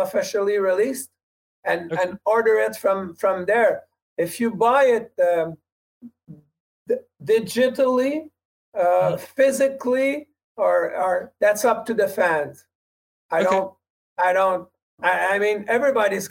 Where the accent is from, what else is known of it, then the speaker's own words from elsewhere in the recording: Quebec, Canada; we speak French